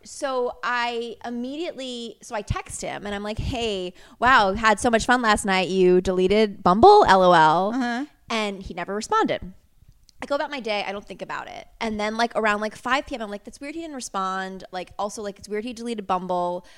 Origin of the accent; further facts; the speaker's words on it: Connecticut, United States; I'm from Connecticut.